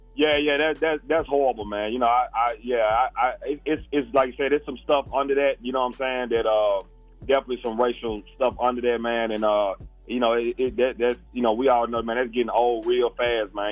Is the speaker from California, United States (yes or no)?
no; Memphis, Tennessee, United States; also born or lived in Alexandria, Virginia; I'm from Memphis, Tennessee. Um, I, w- I was born in uh, Alexandria, Virginia, but I moved to Memphis when I was like ten, going through eleven.